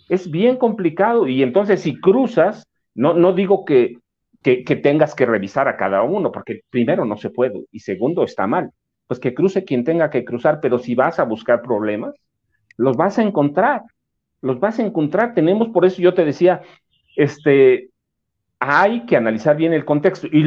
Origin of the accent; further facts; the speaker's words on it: south of the State of Mexico, Mexico; en mi pueblo, por ejemplo, hay comunidades enteras en Estados Unidos que son gente de ahí del sur del Estado de México.